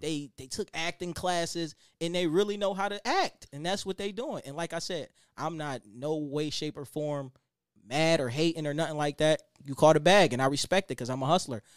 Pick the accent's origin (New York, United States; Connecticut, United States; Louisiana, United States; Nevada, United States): New York, United States; Buffalo; I came from Buffalo, New York, but we ain't had shit